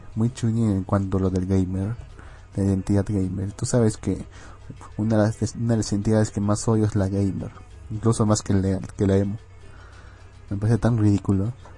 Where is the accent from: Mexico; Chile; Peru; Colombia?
Peru; Arequipa; Yo vengo de la bendita ciudad de Arequipa